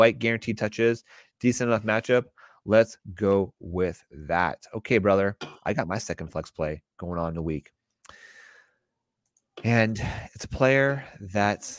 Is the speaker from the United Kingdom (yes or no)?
no; Canada; being Canadian